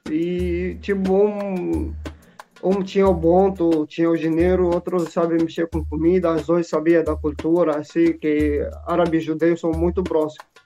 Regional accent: Syria; Portuguese is a second language; now in Brazil; Eu sou sírio, eu venho da Síria.

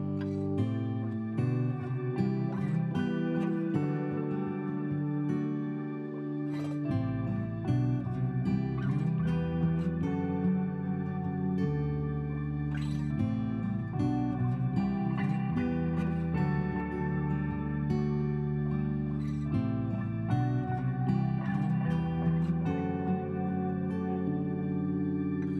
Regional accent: United States; I'm a follower of Christ before I am an American

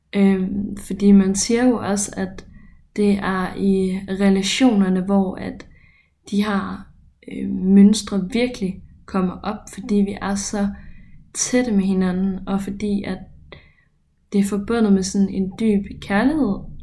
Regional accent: Ørum, Denmark; moved away as an adult; now in Copenhagen, Denmark; lille mig fra Ørum.

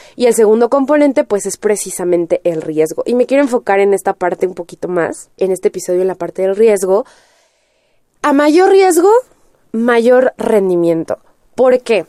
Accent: Mexico; en México ya estábamos acostumbrados

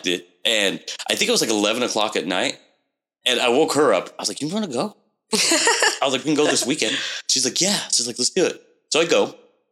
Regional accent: Portland, Oregon, United States; moved away as an adult; now in Vancouver, United States; growing up in Portland

